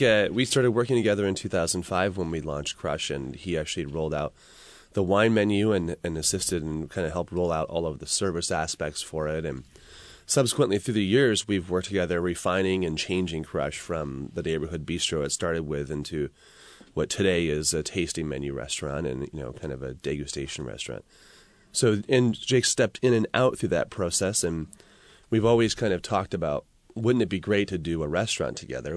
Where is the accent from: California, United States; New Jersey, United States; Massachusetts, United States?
California, United States; San Francisco Bay Area; moved away as an adult; also born or lived in Singapore; now in Seattle, United States; I was a Bay Area kid